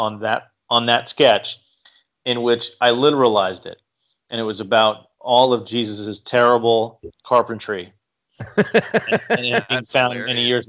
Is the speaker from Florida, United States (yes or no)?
no; New York, United States; moved away; also born or lived in Columbus, Ohio / Boston / Philadelphia; I lived in a city my whole life. I grew up in New York and then moved to, you know, Columbus, Ohio. I lived in Boston and lived in Philadelphia